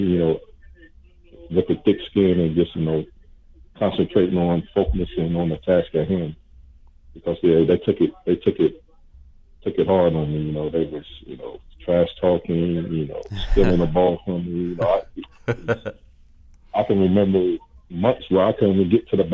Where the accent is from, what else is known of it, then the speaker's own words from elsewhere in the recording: Richmond, United States; I was born and raised in Richmond.